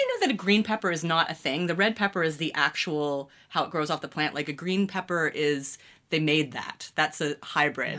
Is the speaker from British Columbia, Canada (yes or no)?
no; London, Ontario, Canada; also born or lived in Toronto / Mississauga; I kind of grew up, grew up in London, Ontario